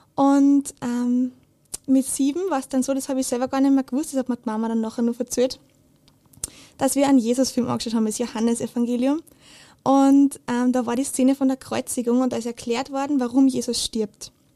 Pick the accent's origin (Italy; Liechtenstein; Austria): Austria; Steyr, Upper Austria; ich bin in Steyr aufgewachsen